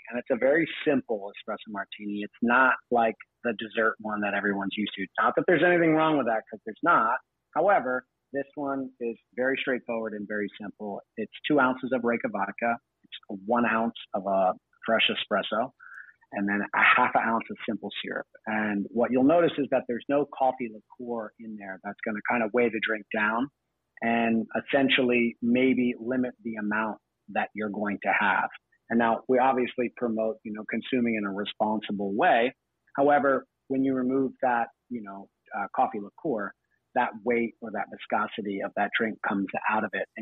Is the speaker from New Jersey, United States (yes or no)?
yes; New Jersey, United States; moved away as an adult; also born or lived in New York / Australia; I'm originally from New Jersey. I grew up there.